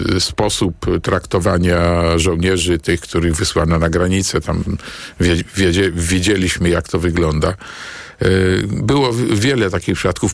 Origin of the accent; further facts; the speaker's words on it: Warsaw, Masovian Voivodeship, Poland; senatorem na Pradze, e, dzielnicy, gdzie się urodziłem e, i w pewnym stopniu wychowałem